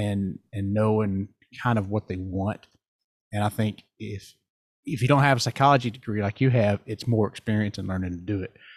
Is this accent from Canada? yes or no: no; the South, United States; I'm from the South